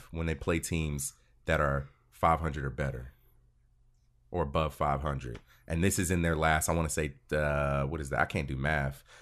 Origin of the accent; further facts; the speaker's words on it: Cleveland, Ohio, United States; now in North Carolina, United States; I'm originally from Ohio. I'm originally from Cleveland, Ohio.